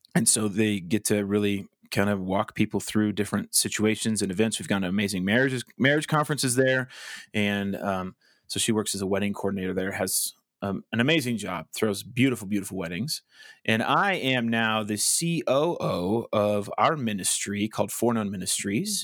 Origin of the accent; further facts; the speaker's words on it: Colorado Springs, Colorado, United States; moved away as an adult; also born or lived in Wichita, Kansas; I grew up in Colorado Springs